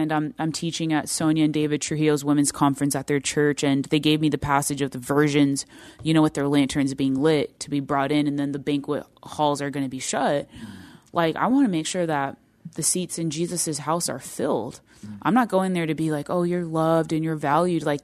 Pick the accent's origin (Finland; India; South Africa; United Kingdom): India; the Indian culture, I come from the Indian culture.